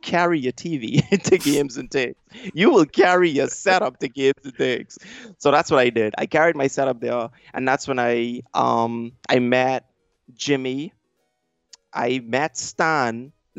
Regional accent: Bahamas; I'm from the Bahamas

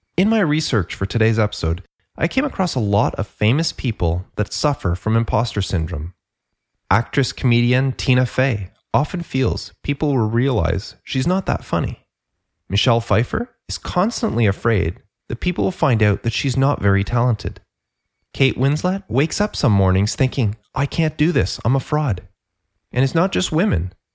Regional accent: Canada; I'm Canadian

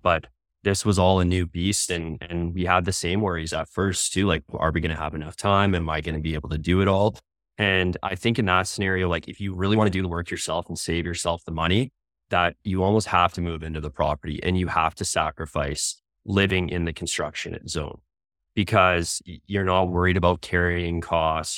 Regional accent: Ontario, Canada; moved away as an adult; now in Calgary, Canada; I'm originally from Ontario

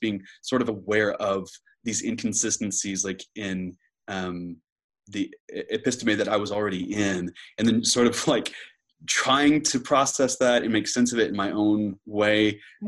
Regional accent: Moore, Oklahoma, United States; moved away as an adult; now in Oxford, United Kingdom; I'm from Oklahoma City, uh, more specifically, Moore, Oklahoma, which is a uh, suburb of Oklahoma City

